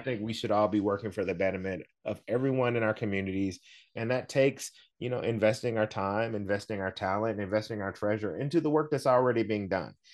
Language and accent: English; the South, United States; I'm from the South